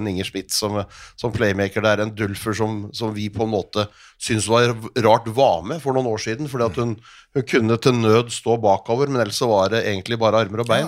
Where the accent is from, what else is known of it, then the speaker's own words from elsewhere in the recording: Norway; oss som nordmenn